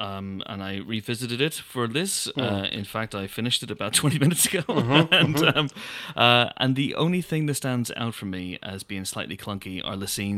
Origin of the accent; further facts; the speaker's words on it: Ulster, Ireland; I'm from Donegal.